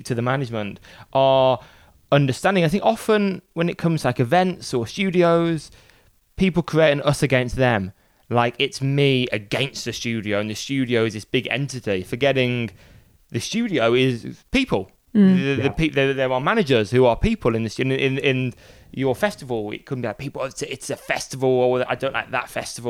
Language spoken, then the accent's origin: English; Birmingham, West Midlands, United Kingdom; That's my hometown